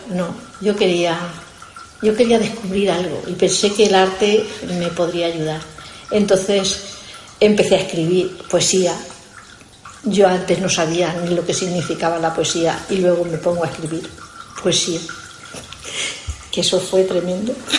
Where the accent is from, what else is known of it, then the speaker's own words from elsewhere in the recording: Spain; yo soy de Fuente Alvilla